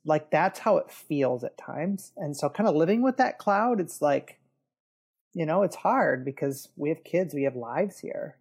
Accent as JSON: {"language": "English", "town": "Detroit", "region": "Michigan", "country": "United States", "tie": "born or raised there", "said": "I grew up in the Detroit area. Um, that's where I live now."}